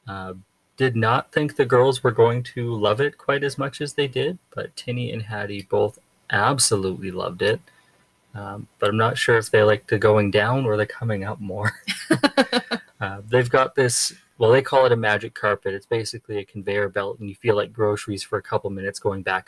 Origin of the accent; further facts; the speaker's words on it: Alberta, Canada; moved away as an adult; coming from Alberta, growing up in the Rocky Mountains.